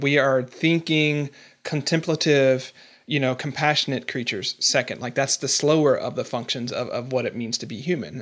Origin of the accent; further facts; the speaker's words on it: the South, United States; I'm from the South.